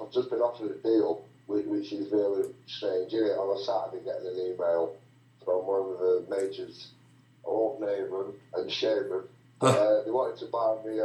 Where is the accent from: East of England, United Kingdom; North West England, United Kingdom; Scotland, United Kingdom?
North West England, United Kingdom; Salford; we were all born in hospital in Salford